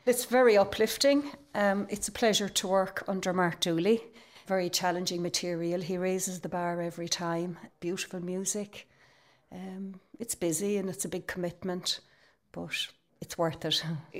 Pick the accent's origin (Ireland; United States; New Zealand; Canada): Ireland; Galway, Connacht; And I'm from Galway as well. Kind of I feel connected in some way.